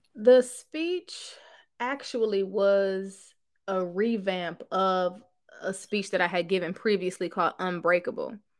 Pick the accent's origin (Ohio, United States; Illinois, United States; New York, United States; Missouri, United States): Ohio, United States; Cleveland; now in Houston, United States; I'm from Cleveland, Ohio, but now I live in Houston, Texas